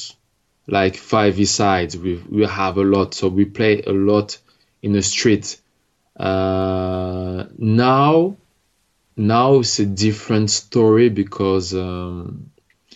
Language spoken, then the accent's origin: English; France; English is a second language; also born or lived in Algeria / Congo; when I played around my town, my hometown, I was playing against young people that were at school with me